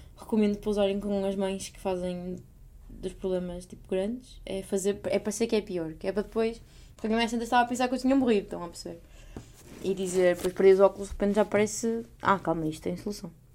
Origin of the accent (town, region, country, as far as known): Portugal